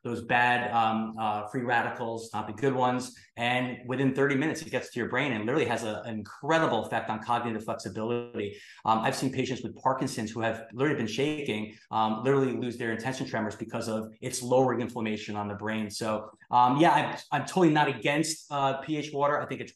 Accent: New York City, New York, United States; I'm from New York City where they found Prozac in our drinking water

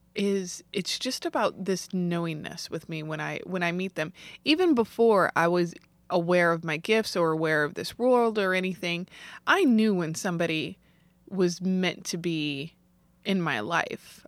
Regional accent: St. Louis, Missouri, United States; I grew up in Saint Louis

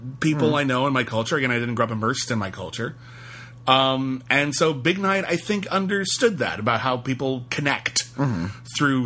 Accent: Pasadena, California, United States; I grew up in Pasadena in an Armenian neighborhood

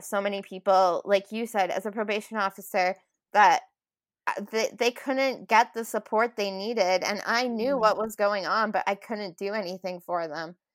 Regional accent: Moose Jaw, Saskatchewan, Canada; moved away as an adult; also born or lived in Vancouver; now in Calgary, Canada; I was born in Moose Jaw, Saskatchewan, and I grew up um, there all my life.

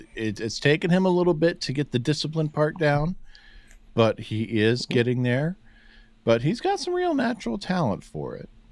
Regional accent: Cuyahoga Falls, Ohio, United States; I'm not technically a suburb of Cleveland, but I'm close enough that I can tell someone I'm from the Cleveland area.

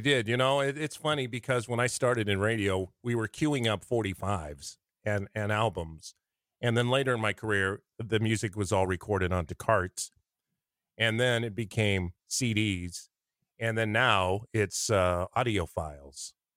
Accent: Lincoln, Nebraska, United States; also born or lived in North Platte; I'm from Lincoln

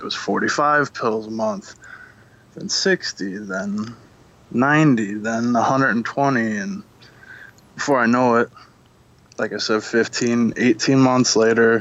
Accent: Monroe, Michigan, United States; moved away; I come from Monroe, Michigan, and that, not anymore, I moved

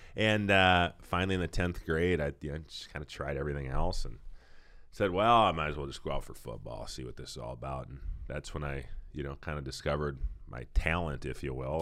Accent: Saint Paul, Minnesota, United States; I'm from Saint Paul

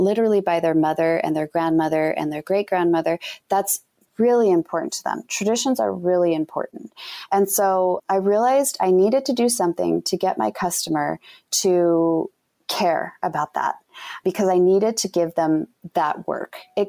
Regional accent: Utah, United States; You know, we're all different, but you know, we're from Utah.

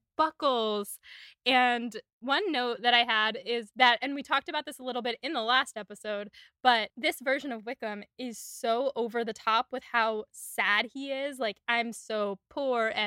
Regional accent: Syracuse, New York, United States; I am from Syracuse, New York

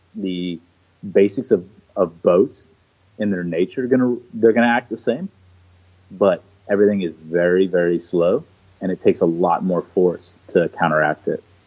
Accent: Houston, Texas, United States; also born or lived in Niterói, Brazil; grew up the rest of my life predominantly in Houston since I was five

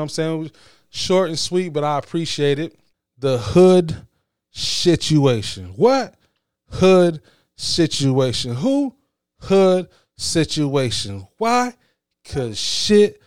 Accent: Battle Creek, Michigan, United States; I'm from Battle Creek

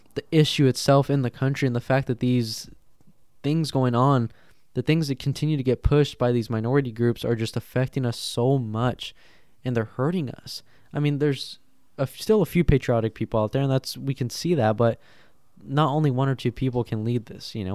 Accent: United States; we are American

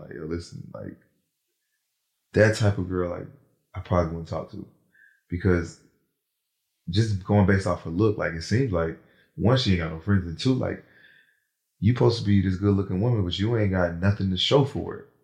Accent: New Jersey, United States; now in Atlanta, United States; Born in Jersey

